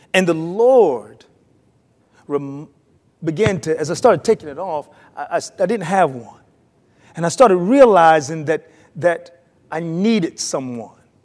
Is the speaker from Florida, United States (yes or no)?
no; North Carolina, United States; moved away; I'm from North Carolina